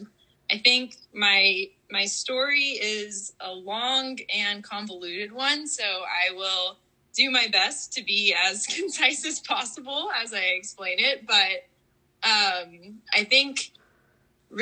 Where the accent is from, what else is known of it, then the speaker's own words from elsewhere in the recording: Houston, Texas, United States; also born or lived in Austin, Texas; despite growing up in Texas